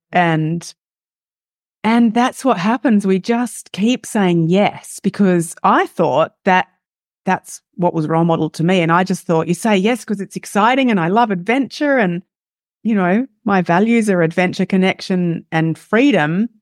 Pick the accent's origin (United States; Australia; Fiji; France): Australia; accent: Australian; as you can hear by my accent, am Australian, live in Australia.